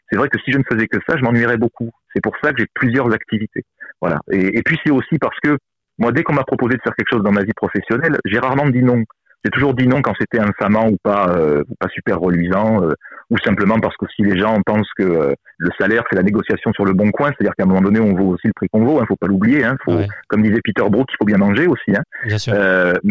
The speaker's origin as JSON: {"language": "French", "region": "southern France", "country": "France", "said": "même si je suis méridional que on pense souvent que les méridionaux parce qu'on est sympathique parce qu'on est avenant"}